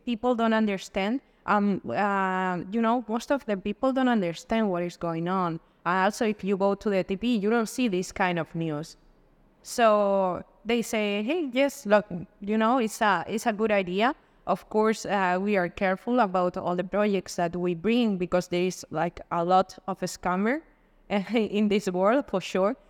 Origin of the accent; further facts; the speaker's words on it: Madrid, Community of Madrid, Spain; moved away; also born or lived in Dubai; I'm from Spain, from Madrid